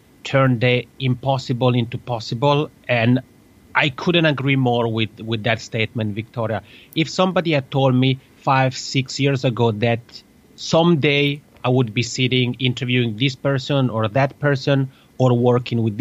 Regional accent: Italy; accent: Italian (macaroni accent); first language Italian; English is a second language; my mother tongue, as people may guess, is Italian because I have this funny macaroni accent

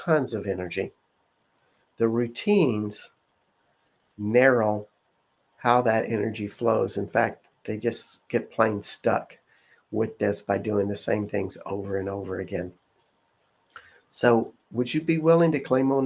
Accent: the South, United States; I'm from the South

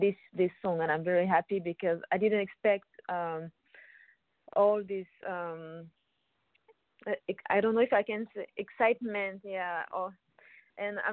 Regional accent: Paris, Île-de-France, France; I'm from Paris, so I grew up in France.

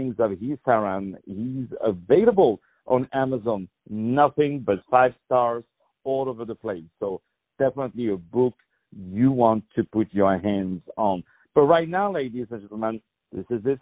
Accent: France; moved away; I was born in France

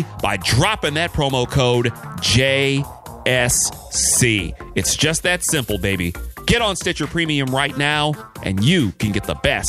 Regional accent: Detroit, Michigan, United States; my hometown, Detroit, has been just drilled by this thing.

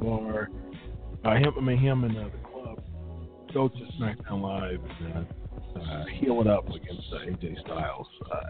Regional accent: Columbus, Ohio, United States; my hometown, Columbus, Ohio

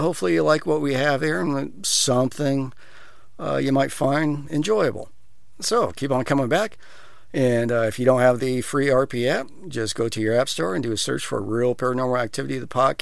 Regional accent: Iowa, United States; When I was younger, growing up in the country, I grew up in Iowa, and there was fireflies all over the place

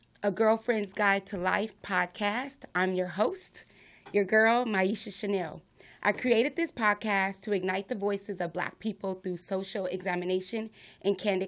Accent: Los Angeles, California, United States; born and raised in South Central, just like myself

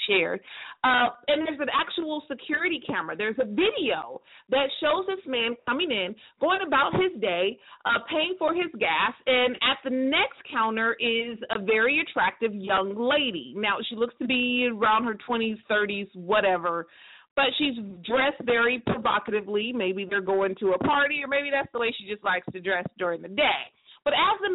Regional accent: United States; I can only speak for America because I'm American

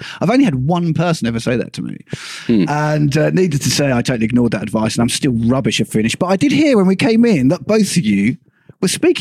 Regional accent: England, United Kingdom; first language English; now in Finland; I'm blessed and cursed by being English, which means everyone speaks my language.

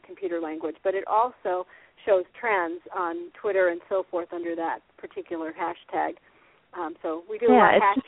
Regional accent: Iowa, United States; I'm from Iowa. I was raised in Iowa. I'm a PV girl. Go Pleasant Valley

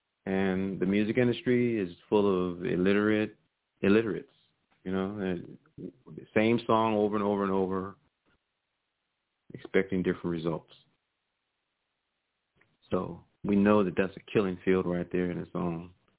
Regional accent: Virginia, United States; You know, I'm from Virginia, so I've seen him, who he is.

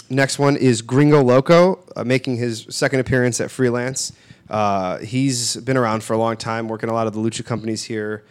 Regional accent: Bridgeview, Illinois, United States; I grew up in Bridgeview

